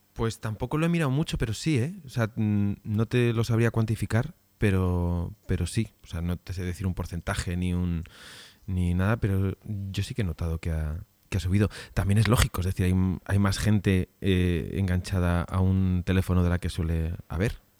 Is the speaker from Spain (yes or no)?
yes; Spain; como españoles que somos